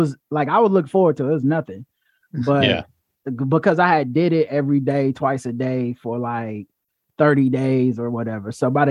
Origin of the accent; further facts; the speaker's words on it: Charlotte, North Carolina, United States; moved away as an adult; now in New York City, United States; I'm from the country, I'm from Charlotte, I'm used to driving.